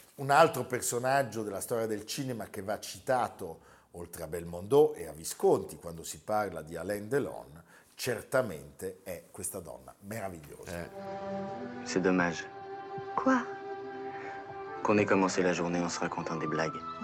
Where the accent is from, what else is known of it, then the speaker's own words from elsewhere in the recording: Milan, Lombardy, Italy; da milanesi